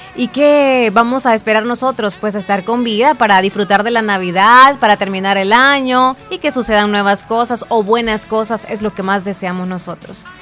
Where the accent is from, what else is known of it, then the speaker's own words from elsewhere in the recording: El Salvador; El Salvador si es nuestro país y ni modo y somos y siempre seguiremos siendo salvadoreños